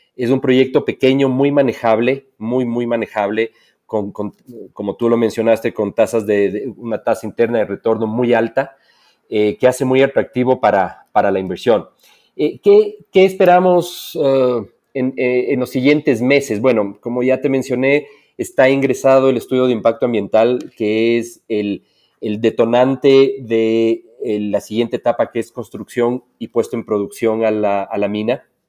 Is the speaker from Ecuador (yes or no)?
yes; Ecuador; also born or lived in Quito, Ecuador; soy ecuatoriano, vivo en, Quito, Ecuador